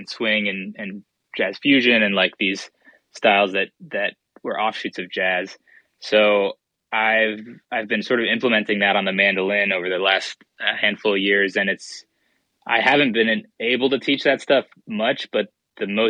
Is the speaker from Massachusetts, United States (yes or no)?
yes; Boston, Massachusetts, United States; moved away as an adult; also born or lived in Pittsburgh; I grew up in Boston and I moved to Pittsburgh to go to school